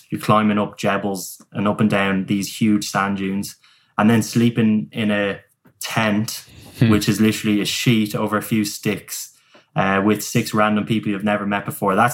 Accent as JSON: {"language": "English", "town": "Dublin", "region": "Leinster", "country": "Ireland", "said": "I'm from Dublin, but it, it, it's Southern Ireland."}